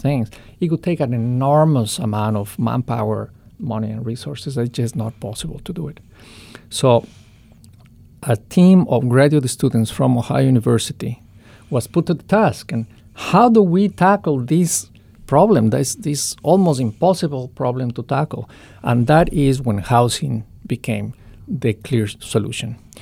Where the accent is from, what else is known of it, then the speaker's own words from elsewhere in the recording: Ecuador; in Ecuador, uh, my home country